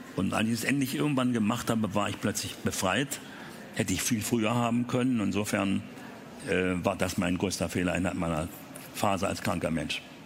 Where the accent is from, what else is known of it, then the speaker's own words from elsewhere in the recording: Berlin, Germany; die französischen Panzer, weil wir im französischen Bezirk lebten